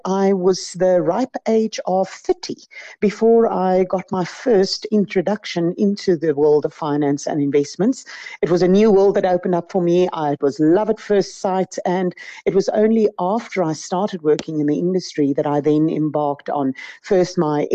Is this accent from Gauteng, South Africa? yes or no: yes; Centurion, Gauteng, South Africa; also born or lived in Pretoria; I grew up in what is now known as Centurion. It was Verwoerdburg at the time.